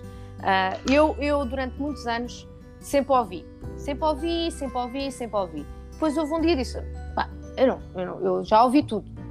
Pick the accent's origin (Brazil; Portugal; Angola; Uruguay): Portugal; Lisbon; also born or lived in Luxembourg; Eu estava em Lisboa, mas, mas todo, todo os professores eram franceses